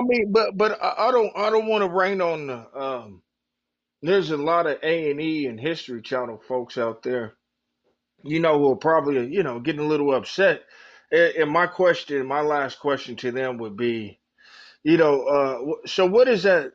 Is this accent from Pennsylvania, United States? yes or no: no; Oklahoma, United States; growing up in Oklahoma